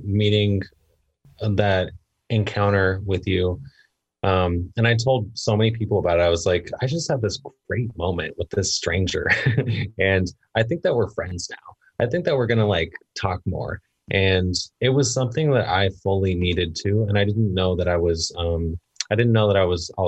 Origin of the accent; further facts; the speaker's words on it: Livermore, California, United States; also born or lived in San Francisco / Sacramento; I was born in San Francisco by coincidence. I grew up in Livermore across the bay